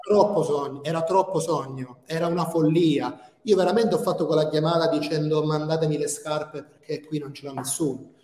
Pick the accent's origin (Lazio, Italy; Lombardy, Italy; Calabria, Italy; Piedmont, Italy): Calabria, Italy; moved away as an adult; now in Tirana, Albania; Io sono calabrese